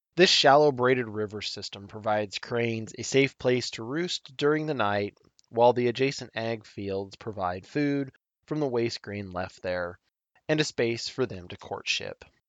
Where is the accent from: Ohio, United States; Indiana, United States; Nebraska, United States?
Nebraska, United States; my home state of Nebraska